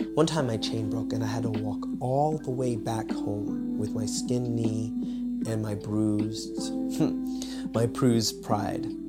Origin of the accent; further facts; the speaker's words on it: United States; moved away as an adult; now in Poland; I'm originally from America